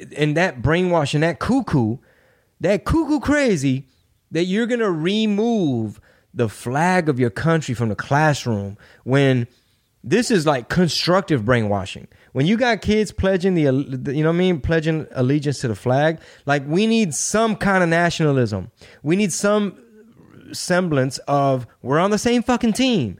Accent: Texas, United States; I'm from Texas, I'm Mexican

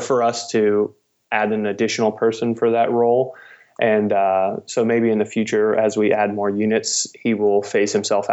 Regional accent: Cincinnati, Ohio, United States; I was born and raised in Cincinnati

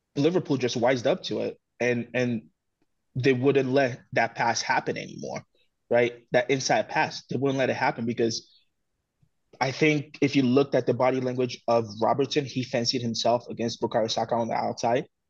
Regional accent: Togo; growing up in Togo

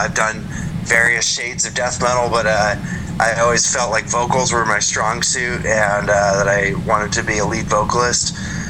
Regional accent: Oakland, California, United States; moved away as an adult; now in Portland, United States; I'm actually from the Bay Area, or at least I was in the Bay Area for 11 years in Oakland before I moved to Portland in 2020.

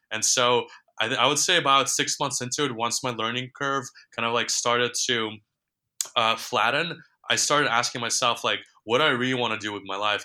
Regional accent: New York, United States; also born or lived in Ukraine; my family immigrated to New York when I was um, 10 or 11 years old. And just growing up in New York

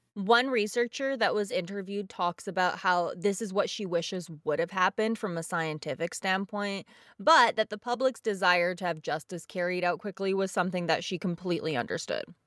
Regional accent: Bosnia & Herzegovina; moved away; my home country of Bosnia

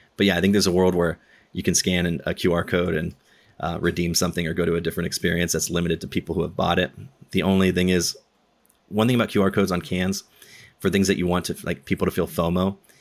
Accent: Southern California, United States; I'm from SoCal

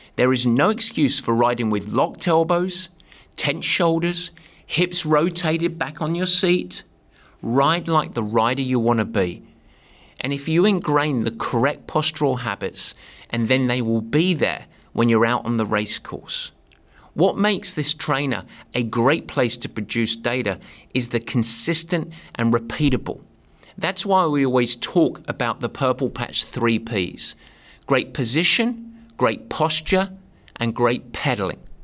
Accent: England, United Kingdom; also born or lived in north of San Francisco, California; now in San Francisco area, United States; I'm English. I'm used to the nasty weather. But now I'm a California boy

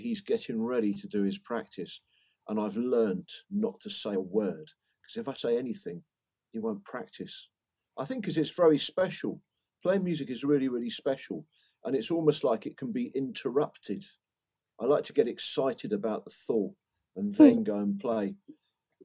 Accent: Brighton, South East England, United Kingdom; We got the train up from Brighton, where I grew up

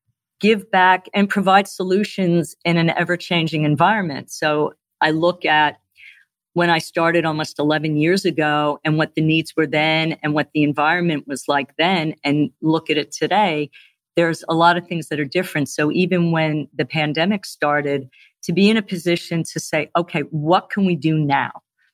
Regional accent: Northeast, United States; And again, I'm from the Northeast, so I've had steak and cheese.

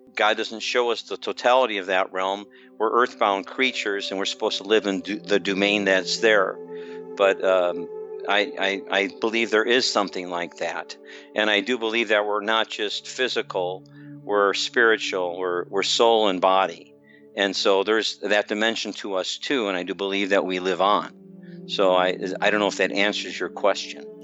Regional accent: Chicago, Illinois, United States; now in Blue Springs, United States; I grew up in the Chicagoland area.

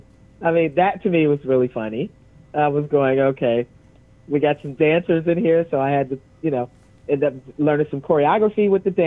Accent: New York, United States; I'm a New Yorker

